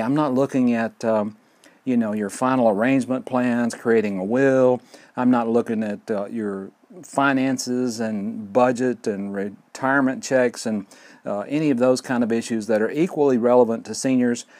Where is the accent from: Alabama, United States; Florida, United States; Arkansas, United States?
Alabama, United States; Fort Payne; recording here at Lookout Mountain near Fort Payne, Alabama. My hometown, great place to live